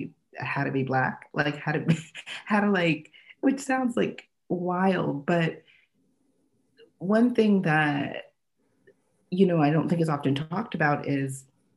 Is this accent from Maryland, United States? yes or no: yes; Annapolis, Maryland, United States; now in Southern California and Washington D.C., United States; I grew up actually right outside of Annapolis, Maryland, and it's a very, very, very white area